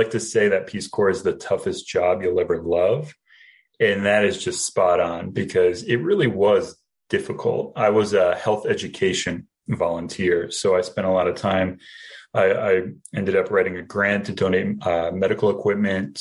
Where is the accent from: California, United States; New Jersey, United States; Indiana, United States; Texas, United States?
New Jersey, United States; moved away as an adult; now in Springfield, United States; I am originally from New Jersey, and I went to Rutgers University